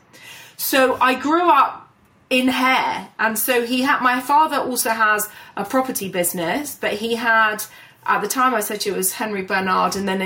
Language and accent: English; London, United Kingdom; I was born and raised in London, in North London. So I grew up basically in Hampstead, and I live not that far from there now.